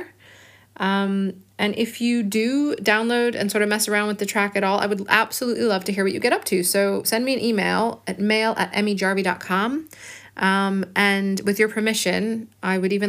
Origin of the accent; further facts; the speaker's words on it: Chicago, Illinois, United States; now in Bristol, United Kingdom; I live in Bristol in England, and I'm originally from Chicago